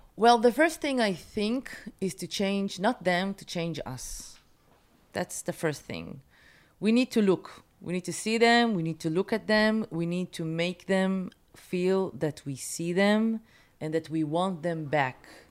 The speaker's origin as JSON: {"language": "English", "town": "Haifa", "region": "Haifa District", "country": "Israel", "tie": "born or raised there", "moved": "as an adult", "lives_now": "Tel Aviv, Israel", "said": "When I was growing up in Haifa"}